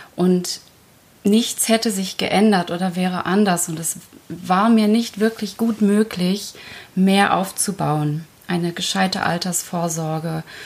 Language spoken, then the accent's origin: German; Germany; German is a second language; ich bin mit fünf Jahren nach Deutschland gekommen. Ich konnte die Sprache nicht. Ich wurde einfach in die Schule gesteckt, ohne eine Einschulung. Und ich konnte kein Wort Deutsch